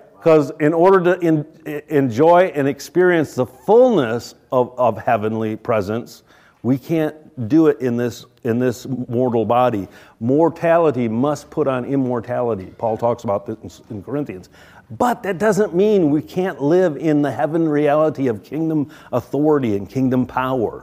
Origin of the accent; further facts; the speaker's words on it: United States; we, as American, good old Americans